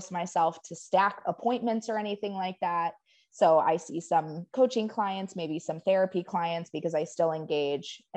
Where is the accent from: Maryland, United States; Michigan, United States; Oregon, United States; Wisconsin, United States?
Michigan, United States; Upper Peninsula of; moved away as an adult; now in Waco, United States; I moved here in 2010 from the Upper Peninsula of Michigan